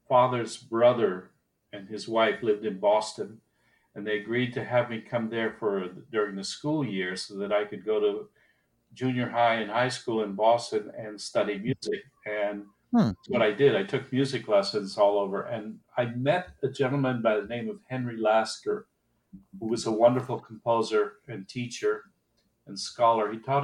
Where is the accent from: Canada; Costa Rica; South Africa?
Costa Rica; also born or lived in Haiti; And I was born in Haiti, where they were running a research station. And then eventually wound up in Costa Rica, where he built another research station. And it was in Costa Rica I started my music lessons.